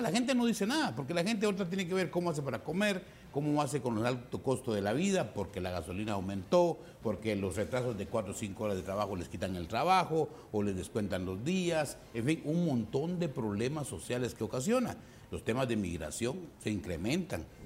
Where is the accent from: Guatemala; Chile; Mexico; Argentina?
Guatemala; las necesidades que tenemos como guatemaltecos